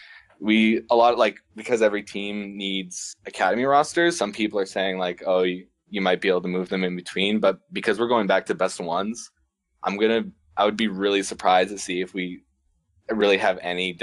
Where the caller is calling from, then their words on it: Saskatchewan, Canada; I'm not calling from Italy. I'm calling from Saskatchewan, Canada.